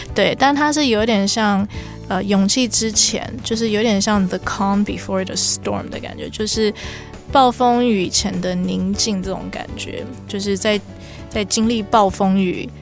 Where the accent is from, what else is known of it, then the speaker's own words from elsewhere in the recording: Canada; moved away; 我毕竟我以前在加拿大长大